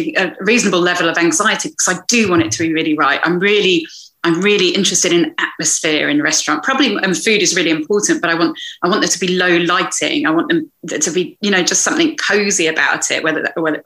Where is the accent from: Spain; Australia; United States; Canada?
Spain; Malaga, Andalusia; moved away; I grew up in Malaga on the Costa del Sol.